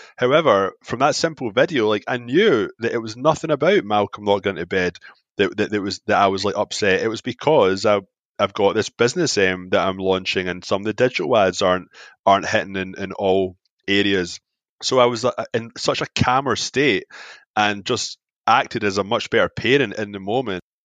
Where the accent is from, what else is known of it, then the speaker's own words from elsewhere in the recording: Glasgow, Scotland, United Kingdom; moved away as an adult; now in Toronto, Canada; I'm from Glasgow. Glasgow's the heart disease capital of Europe. I get brought up in fried foods